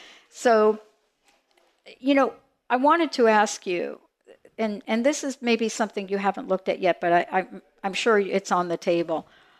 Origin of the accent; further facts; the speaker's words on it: New Jersey, United States; I'm from New Jersey.